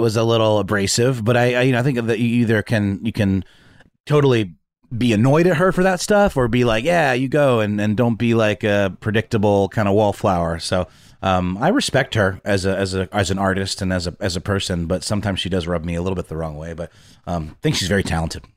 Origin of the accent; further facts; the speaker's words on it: Augusta, Georgia, United States; Augusta, Georgia, my, my hometown